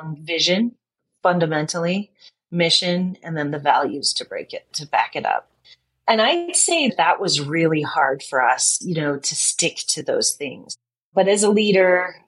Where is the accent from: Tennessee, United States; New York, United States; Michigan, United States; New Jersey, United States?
Michigan, United States; Detroit; I'm from Detroit. I grew up there